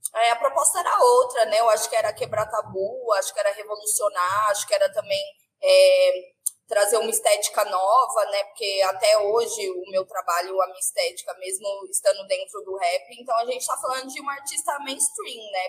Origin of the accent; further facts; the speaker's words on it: Brazil; a minha, minha essência ela vem da Zona Oeste